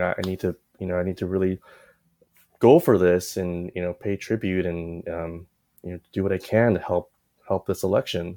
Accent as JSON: {"language": "English", "town": "Walnut", "region": "California", "country": "United States", "tie": "born or raised there", "also_born_or_lived": "Taipei, Taiwan", "said": "I grew up in Walnut"}